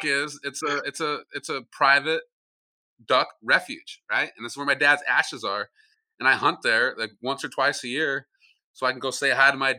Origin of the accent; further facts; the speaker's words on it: Montana, United States; I grew up in Montana.